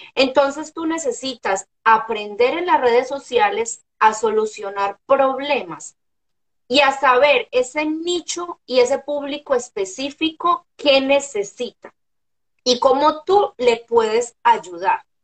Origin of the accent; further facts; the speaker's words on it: Medellín, Antioquia, Colombia; moved away as an adult; now in Orlando, United States; soy una mujer colombiana nacida eh, en la ciudad de Medellín Ahora eh, soy una mujer casada, vivo en Orlando, Florida, hace tres años